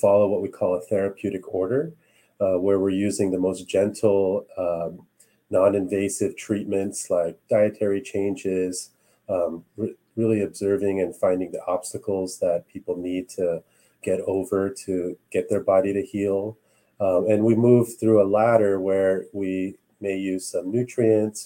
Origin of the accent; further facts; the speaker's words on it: Los Angeles, California, United States; also born or lived in Cavite, Philippines (ancestry) / Canada (ancestry); I was born in LA.